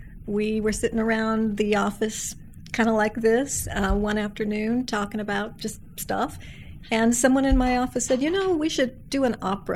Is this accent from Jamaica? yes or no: no; Santa Barbara, California, United States; also born or lived in Lexington, Kentucky / Reading, England; I grew up in Santa Barbara, California